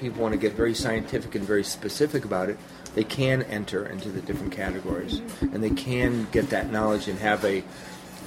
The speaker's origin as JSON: {"language": "English", "area": "near Manchester", "region": "New Hampshire", "country": "United States", "tie": "born or raised there", "said": "Manchester, New Hampshire. which is close to my hometown. It's 30 minutes away."}